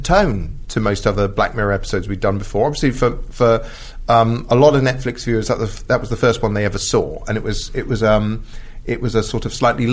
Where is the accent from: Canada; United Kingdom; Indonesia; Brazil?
United Kingdom; Being British